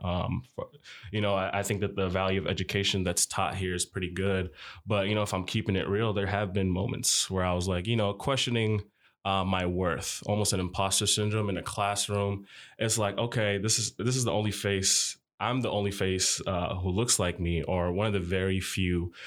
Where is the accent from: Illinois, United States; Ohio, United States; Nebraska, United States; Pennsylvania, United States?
Nebraska, United States; Lincoln; also born or lived in Tripoli, Libya / Egypt; I attended fourth and fifth grade, finished out middle school in Lincoln, Nebraska, and even attended Northeast High School